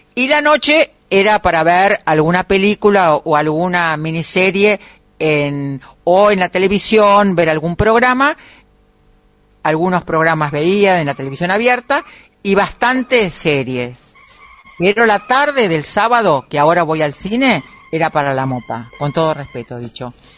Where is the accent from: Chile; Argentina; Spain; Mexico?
Argentina; Buenos Aires; Nosotros somos tan porteños e inaguantables